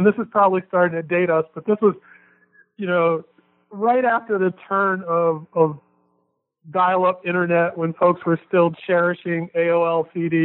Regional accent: Baltimore, Maryland, United States; where I grew up in Baltimore City

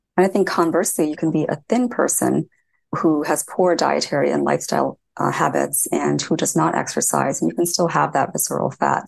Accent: Indiana, United States; So I grew up in Indiana, in a small town in Indiana

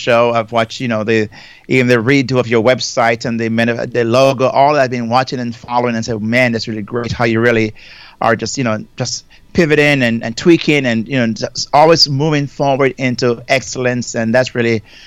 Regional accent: Jamaica; moved away as an adult; now in United States; I'm from Jamaica originally. You know, I migrated to the United States over almost 38 years now

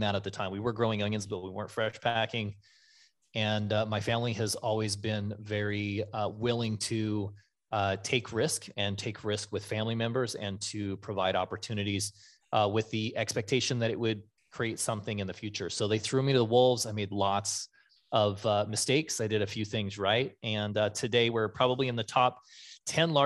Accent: Nyssa, Oregon, United States; I'm from Nyssa, Oregon

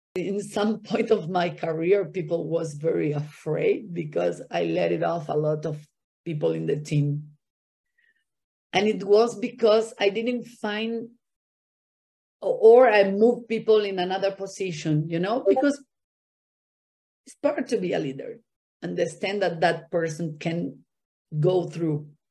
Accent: Buenos Aires, Argentina; English is a second language; moved away as an adult; also born or lived in Miami; now in Brazil; I was born and raised in Argentina, in Buenos Aires

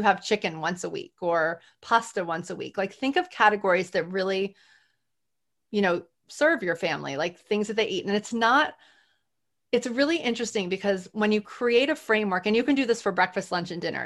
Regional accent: New Orleans, Louisiana, United States; I'm from New Orleans

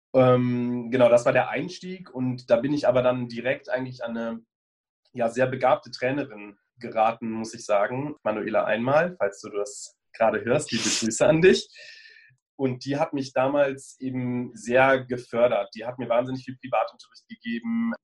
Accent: Bonn, North Rhine-Westphalia, Germany; moved away as an adult; also born or lived in Cologne / Munich; now in Berlin, Germany; Ich bin in Bonn geboren und aufgewachsen, habe dann ein paar Jahre in Köln studiert und bin vor drei Jahren ungefähr nach Berlin gezogen

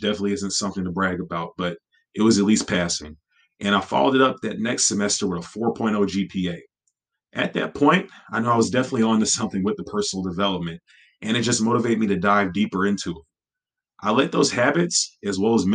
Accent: Beaumont, Texas, United States; the local college in my hometown of Beaumont, Texas

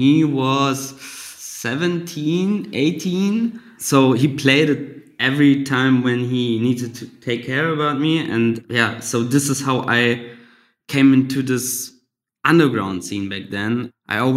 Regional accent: Goslar, Lower Saxony, Germany; English is a second language; also born or lived in Budapest, Hungary; now in Berlin, Germany; so I grew up in Germany in a little town called Goslar.

